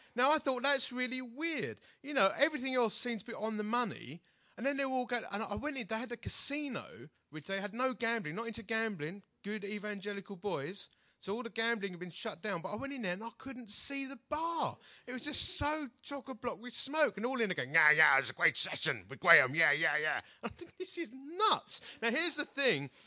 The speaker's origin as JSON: {"language": "English", "country": "United Kingdom", "said": "I'm such a British bloke"}